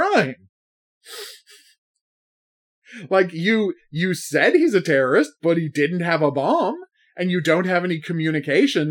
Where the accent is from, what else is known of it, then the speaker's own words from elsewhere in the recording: Canada; I'm Canadian